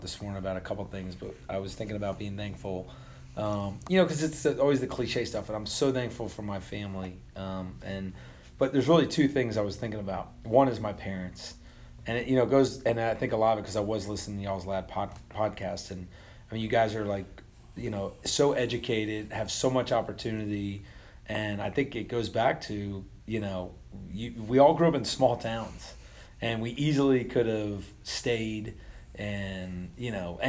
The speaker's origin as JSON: {"language": "English", "town": "Point Pleasant", "region": "New Jersey", "country": "United States", "tie": "born or raised there", "also_born_or_lived": "Elon, North Carolina", "said": "I was born in Point Pleasant, New Jersey, but I grew up at Elon"}